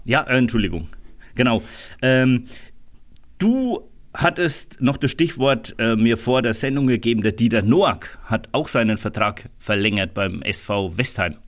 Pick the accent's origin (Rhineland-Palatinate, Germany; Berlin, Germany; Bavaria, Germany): Bavaria, Germany; Rhön; bei uns in der Rhön